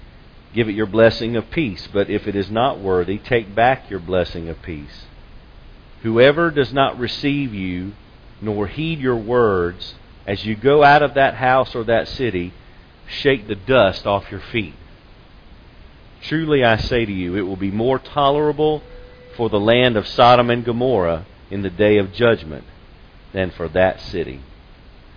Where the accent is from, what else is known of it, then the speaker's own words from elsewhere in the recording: Lexington, United States; growing up in Lexington, back when it was a smaller town, and my father worked at the bank in town